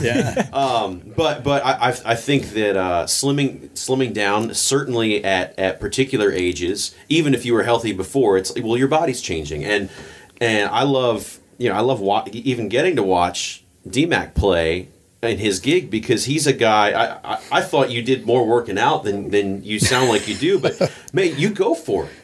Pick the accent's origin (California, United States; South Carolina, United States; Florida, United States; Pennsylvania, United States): Pennsylvania, United States; I grew up in Pennsylvania